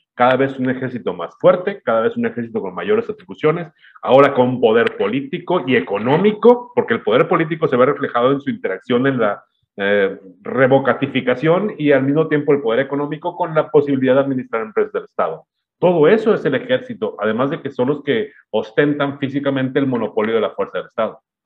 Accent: Mexico; los mexicanos en general

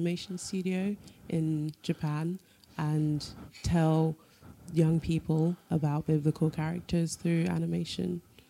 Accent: London, United Kingdom; moved away as an adult; now in Bournemouth, United Kingdom; I'm from London.

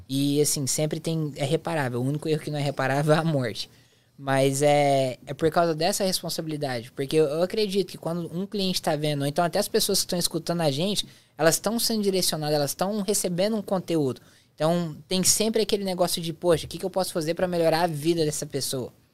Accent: interior of Goiás, Brazil; moved away; eu sou do interior de Goiás

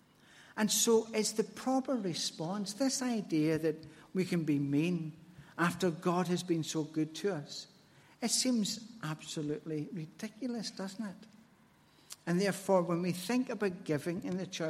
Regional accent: Glasgow, Scotland, United Kingdom; as a Glaswegian

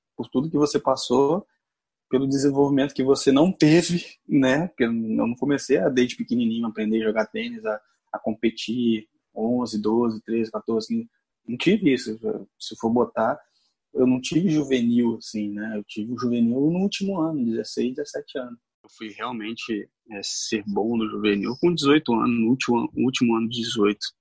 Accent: Rio de Janeiro, Brazil; Nasci e fui criado na Rocinha

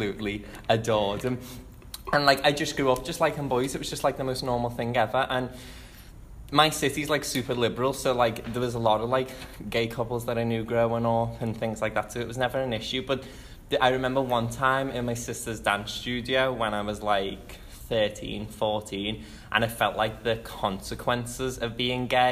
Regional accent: Liverpool, North West England, United Kingdom; I am from the beautiful city of Liverpool.

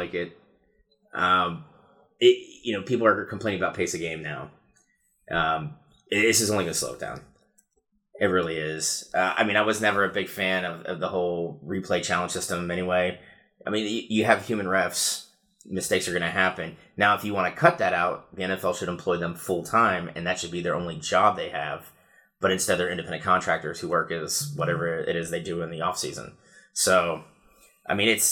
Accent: Ohio, United States; now in Fayetteville, United States; I'm all Ohio as well.

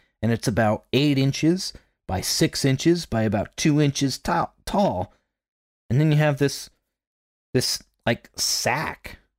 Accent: Pennsylvania, United States; Now, I grew up in Pennsylvania, and my family had Dutch heritage.

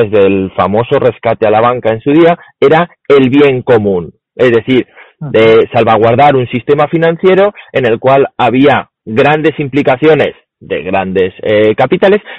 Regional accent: Spain; nosotros somos españoles.

